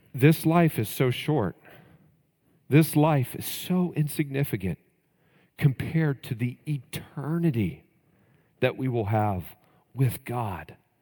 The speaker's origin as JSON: {"language": "English", "region": "Texas", "country": "United States", "tie": "born or raised there", "said": "growing up in Texas"}